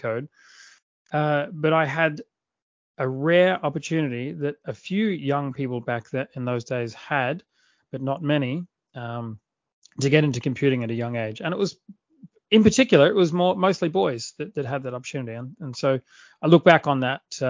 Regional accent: Adelaide, South Australia, Australia; accent: Australian; now in Sydney, Australia; I grew up in a city in the south of Australia called Adelaide

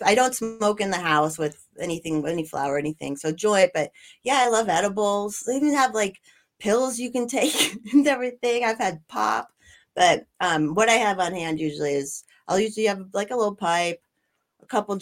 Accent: Colorado, United States; I grew up in Colorado

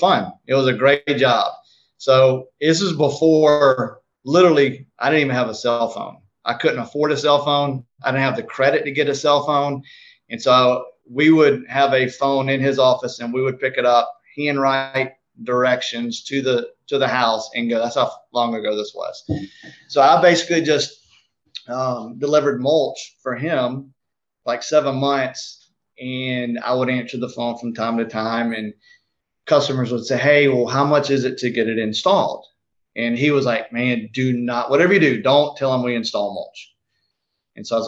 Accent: South Georgia, United States; now in Marietta, United States; I grew up in South Georgia where we didn't even know what mulch was

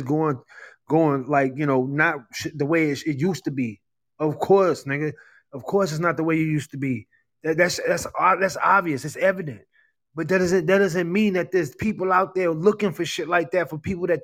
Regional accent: New York City, New York, United States; accent: New York; I was raised in Brooklyn. I was raised in Brooklyn.

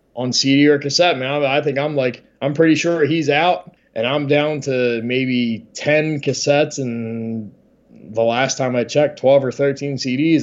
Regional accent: Delaware, United States; I'm from Delaware

